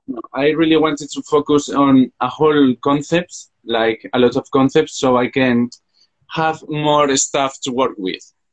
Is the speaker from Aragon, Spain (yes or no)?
yes; Zaragoza, Aragon, Spain; English is a second language; I'm from Zaragoza, Spain. It's a city between Madrid and Barcelona, and I have just finished my finished my degree on fashion design here in Zaragoza